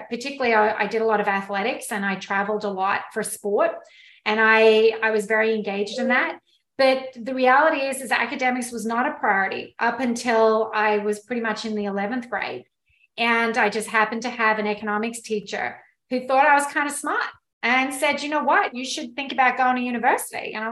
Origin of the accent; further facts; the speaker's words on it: Australia; moved away; So I am actually Australian. I grew up in Australia on a dairy farm